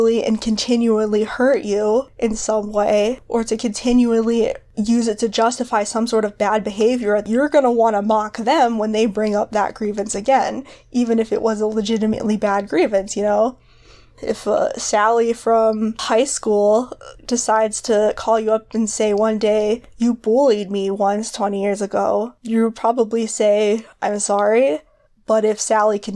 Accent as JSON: {"language": "English", "country": "United States", "said": "I'm American"}